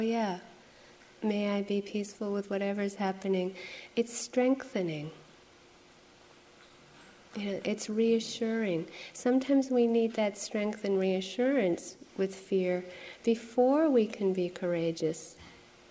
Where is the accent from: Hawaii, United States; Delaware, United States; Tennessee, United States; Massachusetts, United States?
Massachusetts, United States; Framingham; this place where I grew up in Framingham, Massachusetts by lake